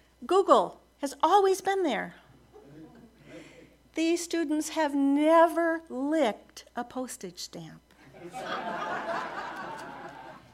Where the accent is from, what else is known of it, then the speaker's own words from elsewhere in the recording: United States; There's a small private college near my hometown. It's called Beloit College